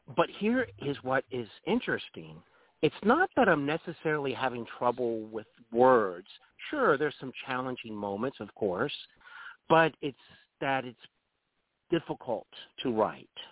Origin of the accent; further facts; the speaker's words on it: Dayton, Ohio, United States; also born or lived in North Carolina; now in Cincinnati, United States; I'm really from Dayton, Ohio.